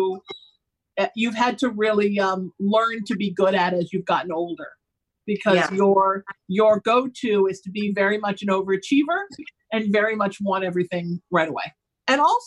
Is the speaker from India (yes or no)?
no; Orange County, California, United States; I grew up in Orange County where it was really Christian